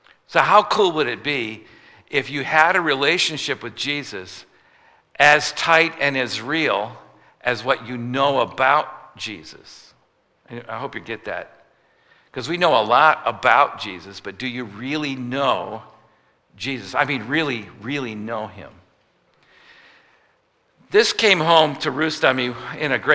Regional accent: United States; I'm from America

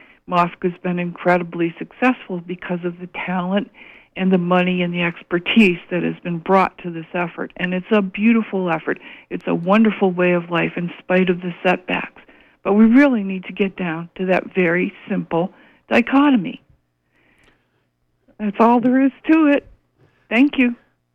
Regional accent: Washington County, Maine, United States; I come from Washington County

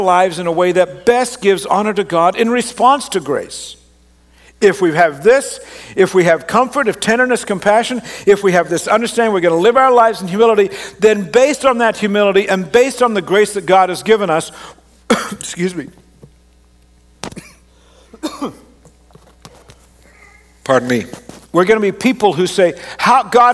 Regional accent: Canada; also born or lived in Australia; I grew up in Canada

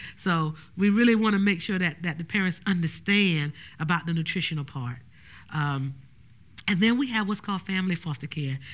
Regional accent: Orangeburg, South Carolina, United States; I was raised in Orangeburg, South Carolina and not Bronx, New York.

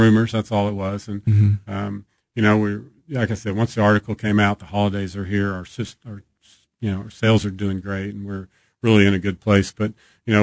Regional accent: Texas, United States; now in Kansas City, United States; growing up in Texas, you know, you hear about the barbecue here

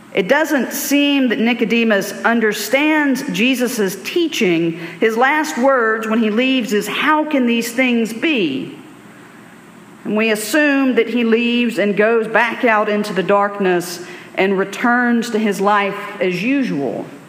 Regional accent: Alabama, United States; I grew up in Alabama in the 1980s, 1990s.

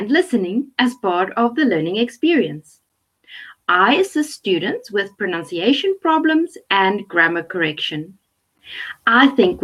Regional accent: South Africa; I'm from South Africa

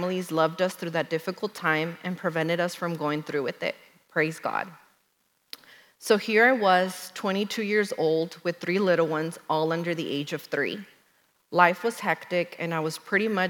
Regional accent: Dallas, Texas, United States; I was born and raised in Dallas

